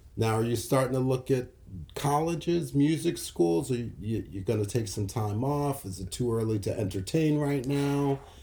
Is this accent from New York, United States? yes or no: yes; New York City, New York, United States; I grew up in New York City